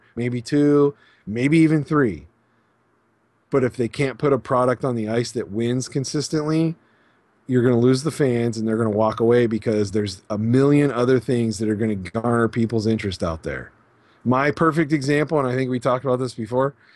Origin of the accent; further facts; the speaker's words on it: Pittsburgh, Pennsylvania, United States; moved away; also born or lived in Las Vegas; growing up in Pennsylvania and the Pittsburgh area